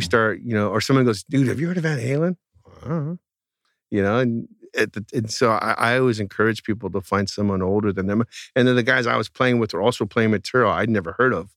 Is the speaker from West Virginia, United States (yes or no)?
no; outside the Bay Area, California, United States; the town I grew up in outside the Bay Area, was not in the Bay Area where everything was cool